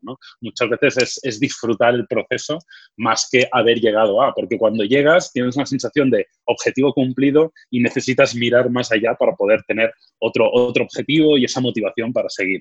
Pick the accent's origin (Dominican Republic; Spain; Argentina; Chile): Spain; Badalona, Catalonia; yo nací en Badalona, soy de, Badalona